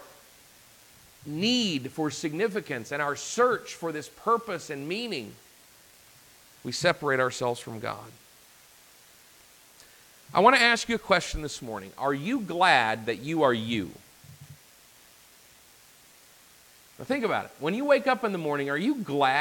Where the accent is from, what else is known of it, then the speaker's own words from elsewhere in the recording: Arkansas, United States; I'm from Arkansas, so we would say break the tooth